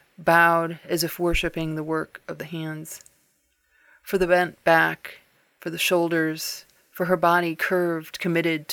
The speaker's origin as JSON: {"language": "English", "town": "Cleveland", "region": "Ohio", "country": "United States", "moved": "yes", "lives_now": "Southern Utah, United States", "said": "I'm originally from Cleveland, Ohio, but live in Southern Utah"}